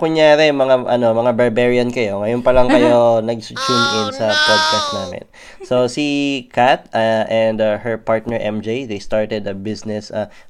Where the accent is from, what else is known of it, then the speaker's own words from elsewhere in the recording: Australia; H, because we're Aussie.